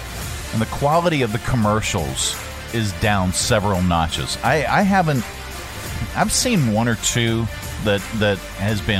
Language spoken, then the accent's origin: English; Pittsburgh, Pennsylvania, United States; I'm from the Pittsburgh area